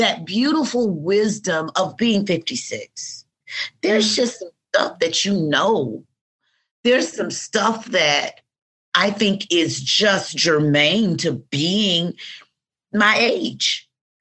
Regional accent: Atlanta, Georgia, United States; I grew up in the South. I grew up in Georgia. I grew up in Atlanta

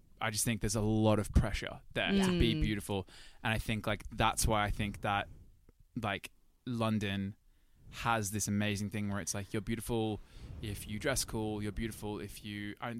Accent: Sydney, New South Wales, Australia; moved away as an adult; I guess what I was trying to say is I love Sydney. I love my home country.

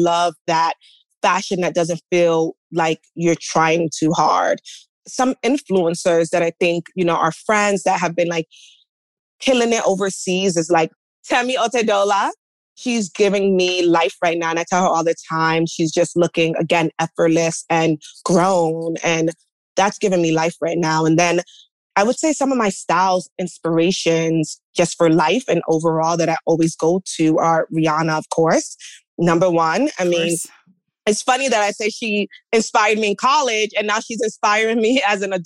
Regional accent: New York City, New York, United States; I'm a girl from the Bronx, you know, from an immigrant household

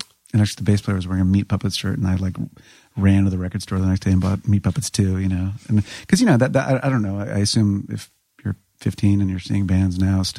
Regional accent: Washington, District of Columbia, United States; I'm from D.C. proper.

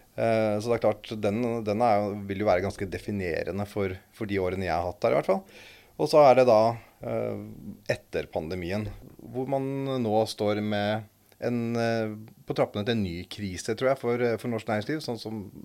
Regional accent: Eastern Norway, Norway; oss østlendinger

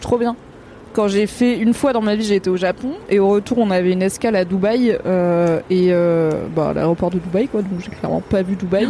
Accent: Drôme, Auvergne-Rhône-Alpes, France; j'ai grandi dans la Drôme au sud de Lyon

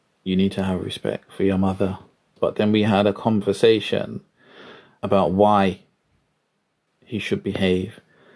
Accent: London, United Kingdom; I grew up in Deptford, South East London. I was born in Lewisham Hospital

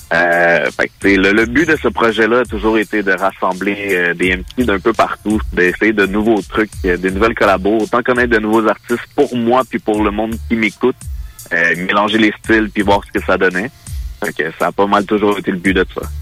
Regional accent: Mirabel, Quebec, Canada; Je viens de euh, Mirabel

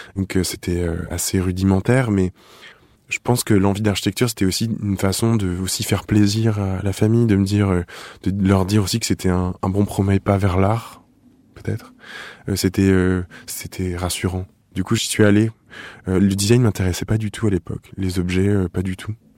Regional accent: Nice, Provence-Alpes-Côte d'Azur, France; now in Paris, France; je viens du sud, je viens de Nice. Je suis un, un un sorti tôt du sud

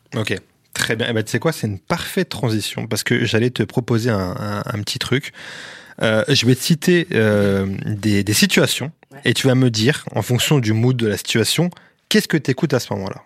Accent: France; on est vraiment des Français

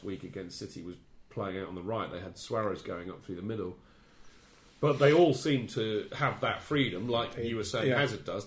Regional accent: England, United Kingdom; as an Englishman

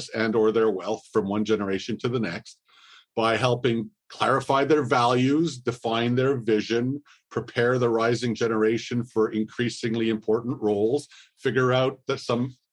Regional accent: Montreal, Quebec, Canada; I was born in Montreal in the mid 60s, the only son of an immigrant entrepreneur

